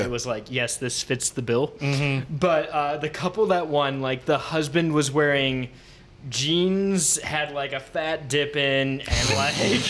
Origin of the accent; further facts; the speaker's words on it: Cleveland, Ohio, United States; now in South Carolina, United States; I'm from Cleveland, so 5th grade, 6 of my friends on spring break are going to Myrtle Beach